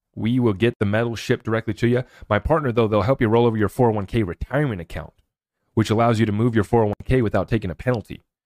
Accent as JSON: {"language": "English", "country": "United States", "said": "as an American"}